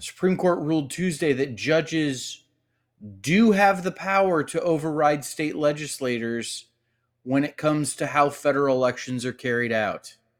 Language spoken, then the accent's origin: English; Cleveland, Ohio, United States; I grew up in Cleveland, Ohio.